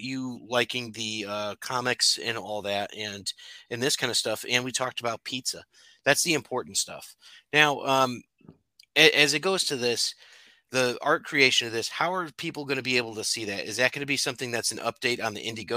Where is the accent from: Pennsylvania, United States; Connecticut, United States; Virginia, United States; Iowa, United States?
Connecticut, United States; now in Illinois, United States; I'm from Connecticut. I live in Illinois now, but I'm from Connecticut